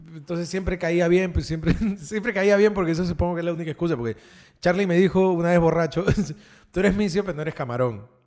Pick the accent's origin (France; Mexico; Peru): Peru; Lima; also born or lived in Miraflores, Lima; he crecido en el Rimac toda mi vida. Pero ahora soy miraflorino